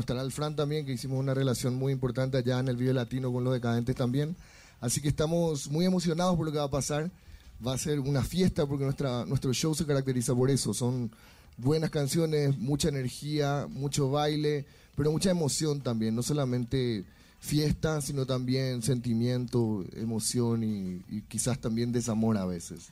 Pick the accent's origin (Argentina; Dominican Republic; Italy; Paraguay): Paraguay; Asunción; Asunción del Paraguay, somos una banda